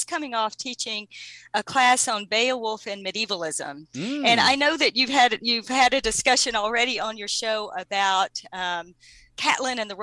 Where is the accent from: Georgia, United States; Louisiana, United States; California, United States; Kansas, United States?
Georgia, United States; Savannah; I'm from Savannah